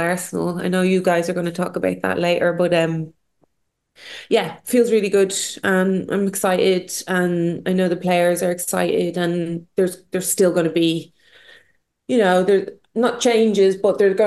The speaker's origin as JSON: {"language": "English", "country": "Ireland", "said": "us as Irish"}